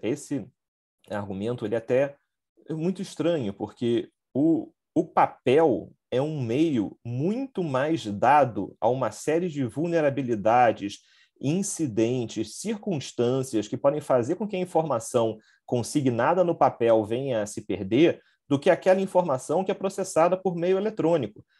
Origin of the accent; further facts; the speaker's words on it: Rio de Janeiro, Brazil; eu sou do Rio de Janeiro